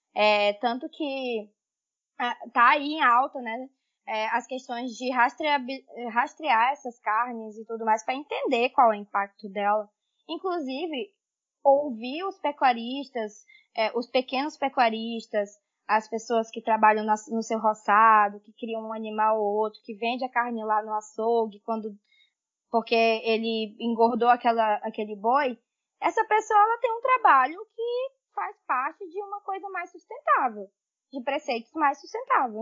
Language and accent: Portuguese; Tailândia, Pará, Brazil; also born or lived in Belém / Amapá; now in Pará, Brazil; Sim, eu sou amazônida, sou do interior do estado do Pará, uma cidade que se chama Tailândia.